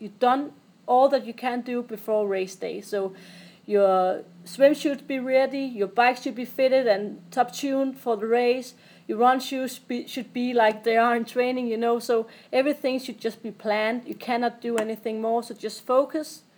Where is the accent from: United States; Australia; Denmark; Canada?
Denmark; Odense, Southern Denmark; I'm from Odense, where I'm living